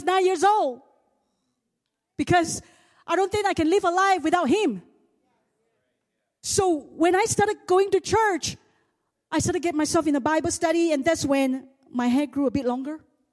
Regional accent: Singapore; I'm also the hillbilly from Singapore. I was a nobody. I came from a poor family.

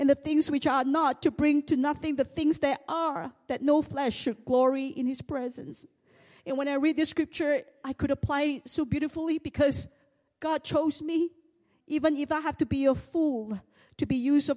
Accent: Singapore; I'm also the hillbilly from Singapore. I was a nobody. I came from a poor family.

